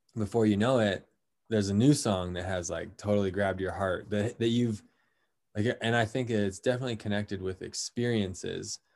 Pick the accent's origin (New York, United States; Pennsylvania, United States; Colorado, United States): Colorado, United States; now in San Diego, United States; I'm originally from Colorado, so I grew up with, with pretty cold temperatures